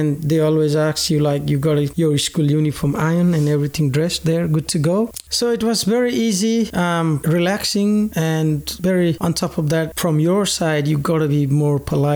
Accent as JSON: {"language": "English", "country": "Nepal", "tie": "born or raised there", "moved": "as an adult", "lives_now": "Australia", "said": "my mom and dad, I live with them all my life back in Nepal"}